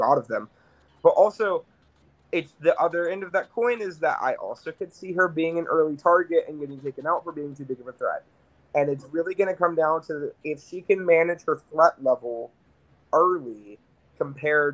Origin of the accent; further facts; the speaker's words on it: Bristol, Tennessee, United States; I am originally located relatively close to Gatlinburg